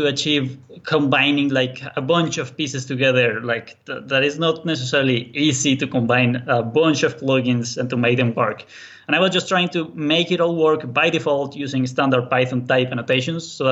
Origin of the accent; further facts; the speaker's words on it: Colombia; English is a second language; now in Berlin, Germany; I'm actually from Colombia, South America. That's why the accent. But I'm now living in Berlin, Germany.